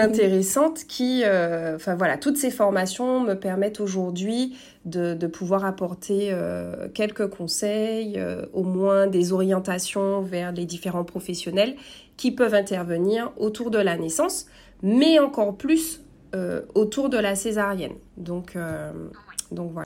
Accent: Martinique; now in French Guiana; je suis martiniquaise

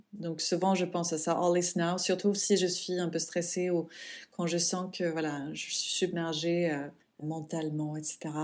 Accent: Sweden; moved away; mon pays natal, la Suède

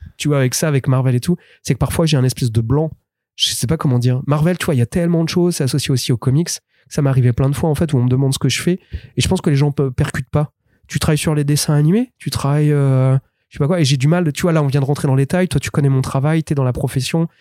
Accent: France; je suis français

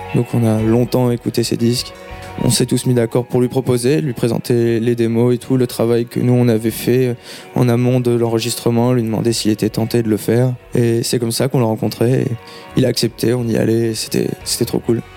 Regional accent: Tours, Centre-Val de Loire, France; On est originaire de Tours

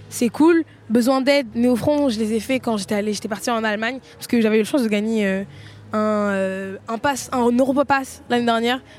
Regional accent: France; Franchement, moi, je suis bien FR, je parle pas très bien anglais, c'est pas un problème, j'ai un accent de merde.

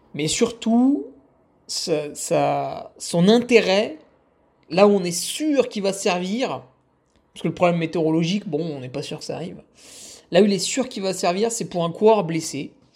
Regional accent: Savoie, Auvergne-Rhône-Alpes, France; chez nous en Savoie

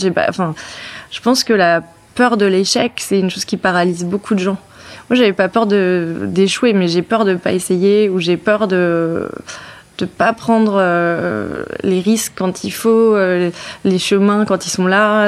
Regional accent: Brittany, France; moved away; je suis bretonne

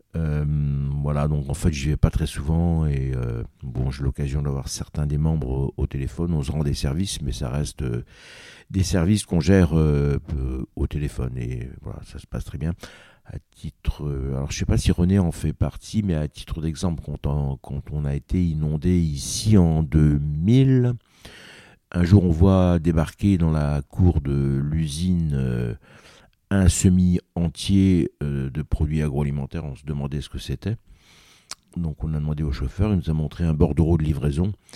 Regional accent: Cap Sizun, Brittany, France; j'y ai vécu toute mon enfance là-bas, dans le Cap Cisin Nord

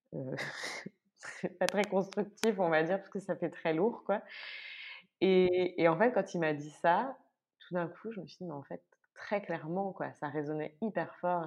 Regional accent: France; moved away as an adult; now in Brussels, Belgium; je suis française, mais je vis à Bruxelles depuis euh, 9 ans maintenant

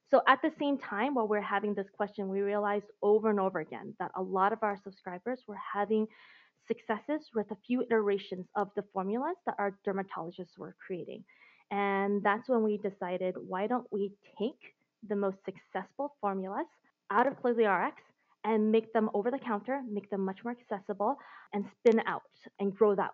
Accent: Seattle, Washington, United States; moved away as an adult; also born or lived in Beijing / Hong Kong / Taiwan / Singapore; I've been abroad for the last 15 years and I recently just moved back to the US. So before that, after growing up in Seattle, um, going to school there, going to college there, I moved to Asia. So I've been uh, living in Beijing, Hong Kong, Taiwan, and Singapore

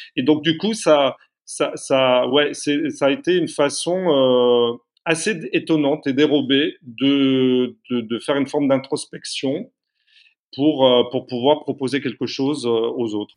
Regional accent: Carcassonne, Occitania, France; je suis né à Carcassonne

